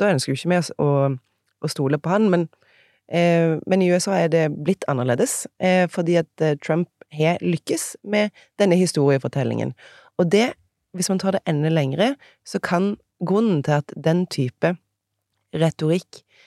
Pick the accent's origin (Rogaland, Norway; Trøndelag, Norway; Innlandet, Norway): Rogaland, Norway; Egersund; accent: Egersund dialect; moved away as an adult; also born or lived in Bergen; now in Oslo, Norway; Så jeg, dialekten min er fra Egersund. Der kommer jeg ifra